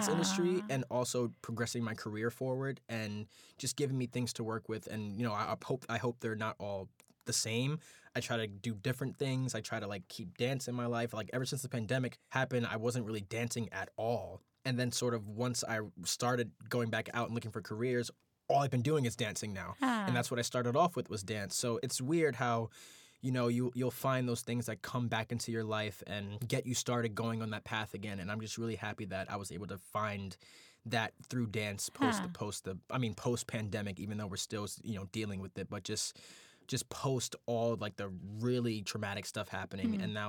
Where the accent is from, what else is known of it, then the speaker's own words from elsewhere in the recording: New York City, New York, United States; I think being a African-American man born and raised in New York City, born and raised in Brooklyn